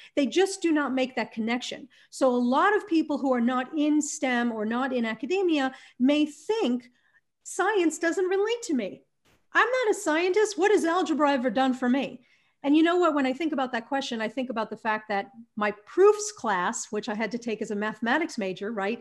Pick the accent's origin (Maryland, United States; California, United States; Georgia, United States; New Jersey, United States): New Jersey, United States; moved away as an adult; also born or lived in Arizona; I grew up in New Jersey